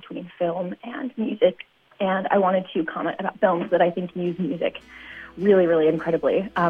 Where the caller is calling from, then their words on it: Chicago, Illinois, United States; I'm calling from Chicago, Illinois.